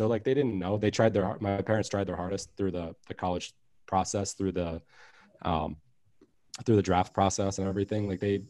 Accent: Merritt Island, Florida, United States; I'm from Merritt Island, Florida, right next to Cocoa Beach.

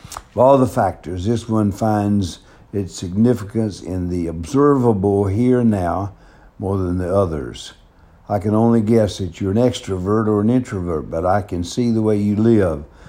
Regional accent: the South, United States; accent: southern; moved away; also born or lived in Denver; my southern accent

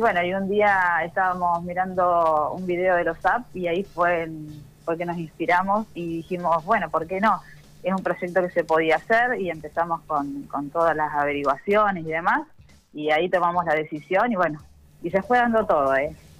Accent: Santa Fe, Argentina; moved away as an adult; somos de Santa Fe

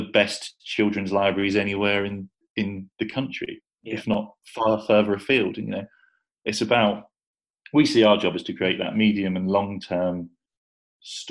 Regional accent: Ipswich, East of England, United Kingdom; moved away as an adult; also born or lived in Southampton; now in Nottingham, United Kingdom; So I grew up in Ipswich, went to university even further south in Southampton, and moved here for a job.

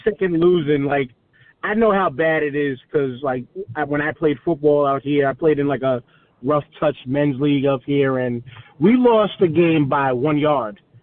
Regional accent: New York City, New York, United States; I'm from Staten Island. I'm living I live in Staten Island

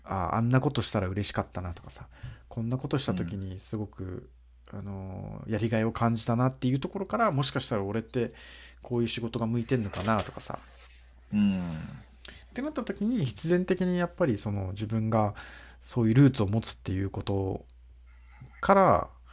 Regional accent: Brazil; now in Japan; 俺たち日系ブラジル人

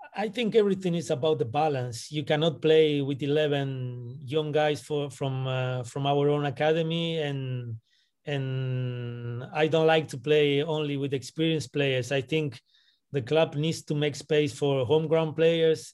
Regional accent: Buenos Aires, Argentina; also born or lived in Santiago, Chile / Brussels, Belgium; now in Washington, D.C., United States; I'm coming from Buenos Aires. That's where I was born. I've been living in Santiago de Chile. I've been living in Brussels

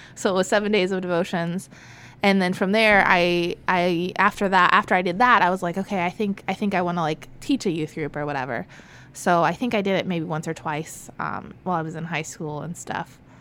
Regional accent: Florida, United States; also born or lived in California; I was born in California, um, lived there with my parents in a not so great neighborhood, um, until I was one and a half, and they came to Florida

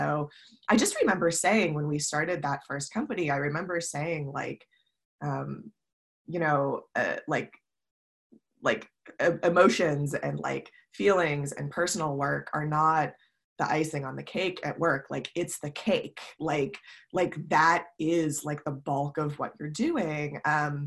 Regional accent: Ohio, United States; also born or lived in New York / Chicago; now in San Francisco, United States; I grew up in Ohio

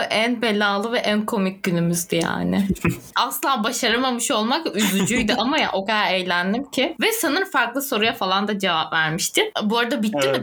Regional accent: Turkey; moved away; also born or lived in Adana / Antakya; Çünkü Adana'da orada burada Antakya'da büyüdüm.

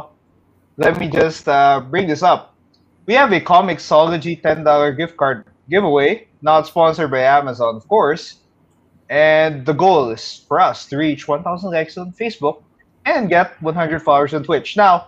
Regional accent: Milan, Lombardy, Italy; We grew up there in Milan with Milan supremacy, with AC and Inter.

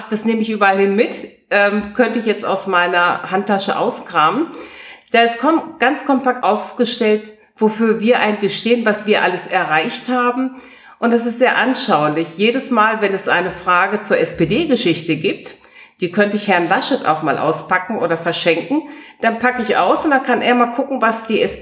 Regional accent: Paderborn, North Rhine-Westphalia, Germany; Ich meine, wer genau weiß, woher ich komme, ich komme aus Paderborn, das ist ja tatsächlich tief schwarz

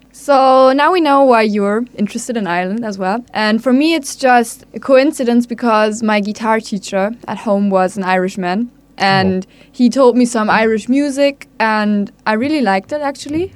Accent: Hamburg, Germany; I'm from Hamburg

